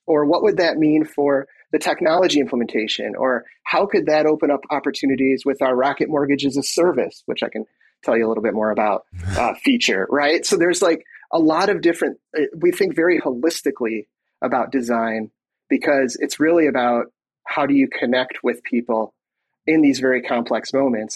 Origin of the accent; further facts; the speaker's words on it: Michigan, United States; moved away as an adult; now in Minnesota, United States; I was born in Michigan and grew up there